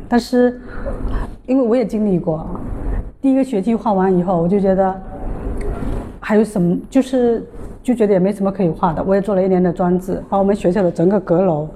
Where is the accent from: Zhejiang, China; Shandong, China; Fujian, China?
Fujian, China; 隔壁福建的